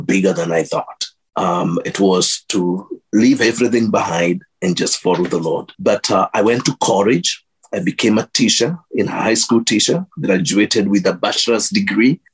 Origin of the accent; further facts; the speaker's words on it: Kenya; moved away as an adult; now in Minnesota, United States; growing up in Kenya, my mom taking me to a Baptist church